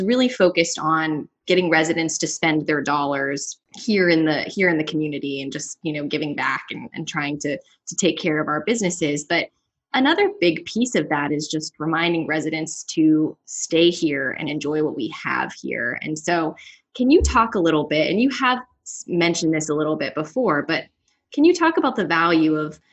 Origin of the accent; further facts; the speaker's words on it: the North, Northern United States, United States; now in Louisiana, United States; As a Northerner